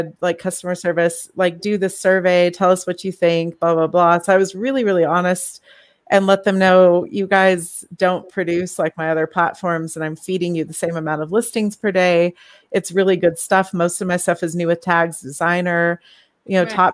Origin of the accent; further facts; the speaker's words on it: California, United States; moved away; I'm from California. I wore sandals year round out there.